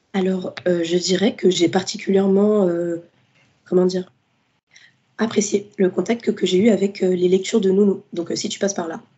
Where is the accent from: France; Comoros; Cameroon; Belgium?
France; Fontenay-sous-Bois, Île-de-France; j'ai grandi euh, dans la ville de Fontenay-sous-Bois, donc c'est dans le 94.